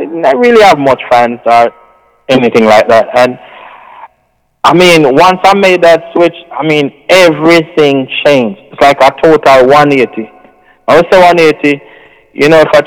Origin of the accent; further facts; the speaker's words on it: Jamaica; we come from Jamaica, where in that, you know, most of us are basically, you know, even if we don't go to church